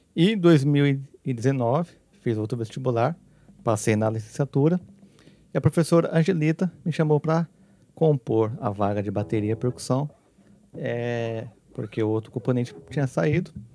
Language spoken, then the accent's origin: Portuguese; south of Minas Gerais, Brazil; eu sou lá do sul de Minas, né, da Terrinha